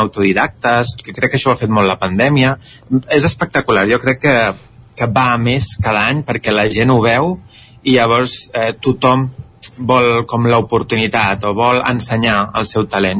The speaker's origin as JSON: {"language": "Catalan", "town": "Barcelona", "region": "Catalonia", "country": "Spain", "accent": "city Catalan", "said": "Jo sóc de Barcelona"}